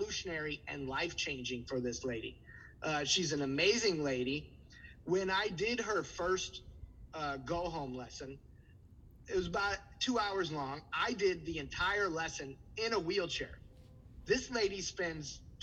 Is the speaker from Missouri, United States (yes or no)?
yes; St. Louis, Missouri, United States; moved away as an adult; now in Milwaukee, United States; I'm originally from St. Louis. I'm a Milwaukee transplant.